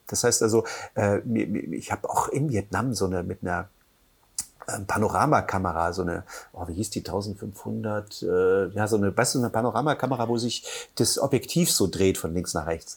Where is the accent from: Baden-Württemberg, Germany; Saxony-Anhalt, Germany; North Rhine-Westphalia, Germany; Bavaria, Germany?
Saxony-Anhalt, Germany; Halle; moved away as an adult; also born or lived in Hamburg / Buchholz / Mecklenburg-Vorpommern; now in Müritz, Germany; geboren in Halle an der Saale, bin dann mit 18 nach Hamburg